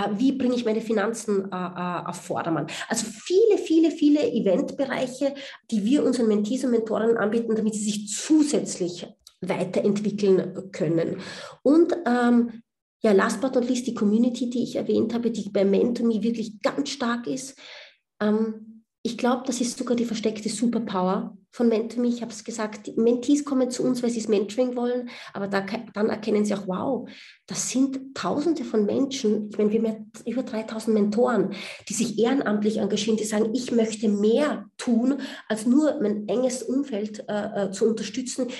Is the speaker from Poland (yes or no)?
no; Austria; moved away as an adult; also born or lived in United States; now in Berlin, Germany; man hört es mir an, ich bin Österreicherin